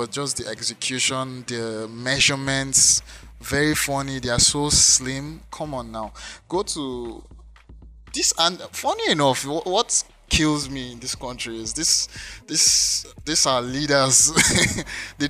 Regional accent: Lagos, Nigeria; moved away; I grew up in Lagos

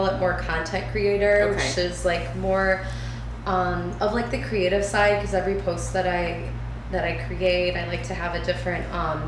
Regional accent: Farmington Hills, Michigan, United States; moved away as an adult; now in Southern California, United States; I grew up in Farmington Hills

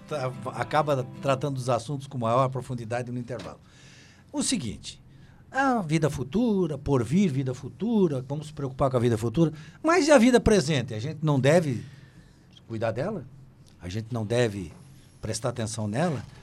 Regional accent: Santa Catarina, Brazil; eu sou daqui

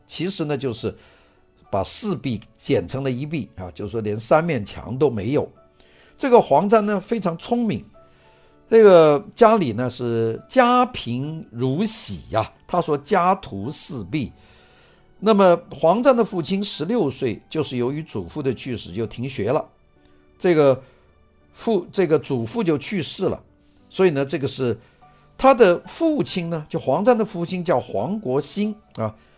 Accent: Guangzhou, Guangdong, China; 我原来在 广州读书的那个幼儿园，啊，最小的时候，在现在在解放北路的那个幼儿园

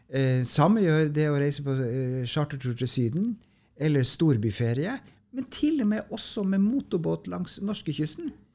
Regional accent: Tromsø, Troms, Norway; moved away; så kommer jeg opprinnelig fra Tromsø, så jeg kom jo fra det høyeste nord

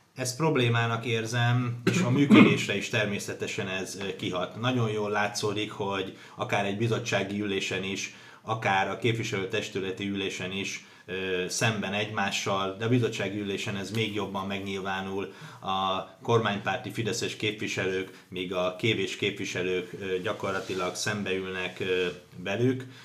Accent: Hungary; segítek a szülővárosomnak, segítek annak a városnak, ahol születtem

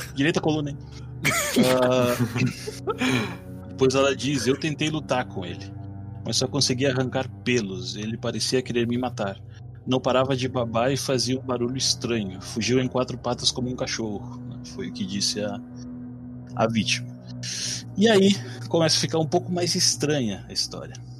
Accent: Rivera, Uruguay; now in Erechim, Brazil; eu não sou daqui, né? Daqui de Erechim. Uh, eu sou de Rivera, Uruguai, que é fronteira com Santana do Livramento

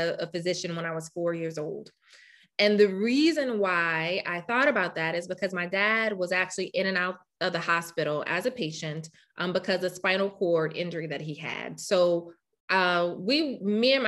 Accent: Louisiana, United States; moved away as an adult; now in Rochester, United States; I'm from Louisiana

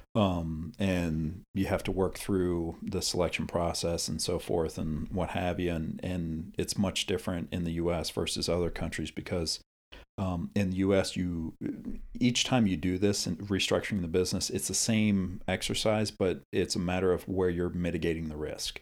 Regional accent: United States; as an American

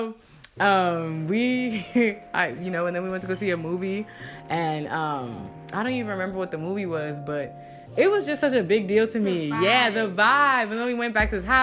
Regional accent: New Jersey, United States; moved away; also born or lived in Virginia; I'm like from VA, and I'm actually from Jersey

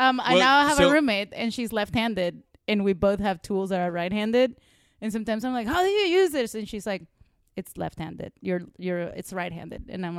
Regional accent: Venezuela; moved away; I grew up in Venezuela.

